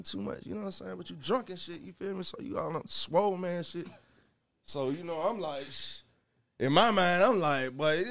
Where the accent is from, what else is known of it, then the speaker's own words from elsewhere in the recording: Stone Mountain, Georgia, United States; also born or lived in Gwinnett / Atlanta; I'm from Stone Mountain